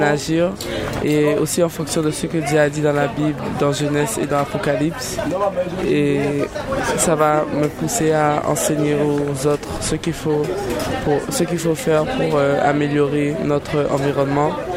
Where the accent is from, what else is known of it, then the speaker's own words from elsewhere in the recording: St. Martin; je viens de Saint-Martin, j'ai 17 ans